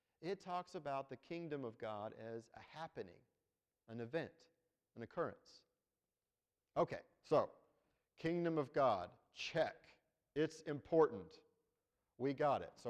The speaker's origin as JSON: {"language": "English", "country": "United States", "said": "we're Americans. We're from the United States of America"}